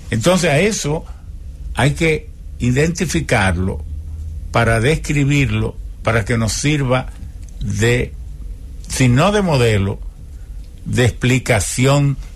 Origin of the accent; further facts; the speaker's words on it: Japan; Spanish is a second language; now in Dominican Republic; Yo soy partidario, como japonés